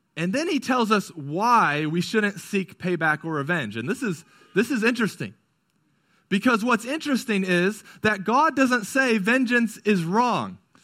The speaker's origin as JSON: {"language": "English", "country": "United States"}